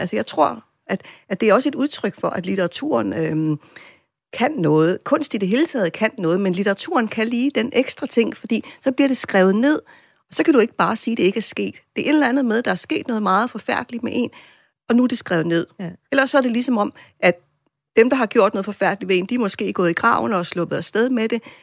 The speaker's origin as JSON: {"language": "Danish", "country": "Greenland", "said": "som grønlændere"}